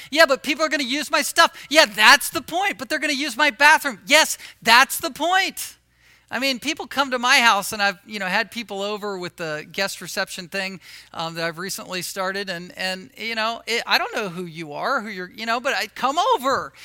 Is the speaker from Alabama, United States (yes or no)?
no; Virginia Beach, Virginia, United States; moved away; where I grew up in Virginia, Virginia Beach